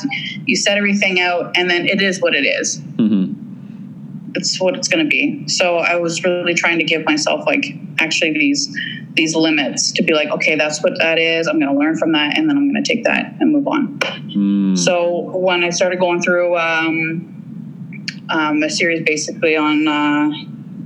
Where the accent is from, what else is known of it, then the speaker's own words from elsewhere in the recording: Forest, Ontario, Canada; moved away; Oh, I grew up in a small town and in Ontario. It's was called Forest, Ontario.